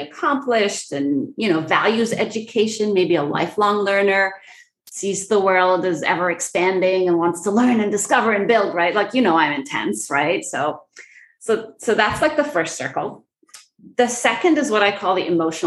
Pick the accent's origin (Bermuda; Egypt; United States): Egypt; moved away; also born or lived in Middle East; I grew up in Egypt and around the Middle East.